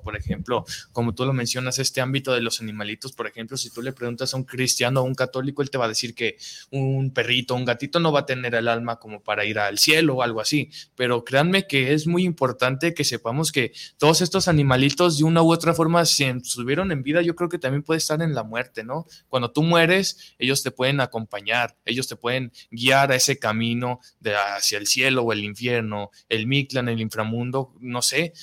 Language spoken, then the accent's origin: Spanish; Mexico; nos representa a todos como mexicanos